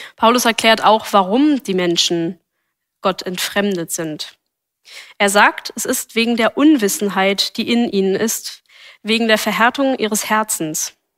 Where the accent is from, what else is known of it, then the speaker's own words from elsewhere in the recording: Berlin, Germany; Ich bin als Gemeindekind in Berlin aufgewachsen